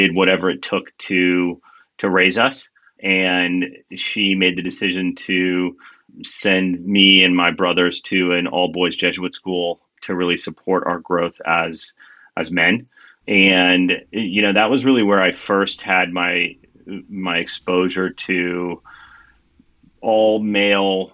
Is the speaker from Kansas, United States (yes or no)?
yes; Kansas, United States; moved away as an adult; I grew up in Kansas and spent, you know, the first half of my life there.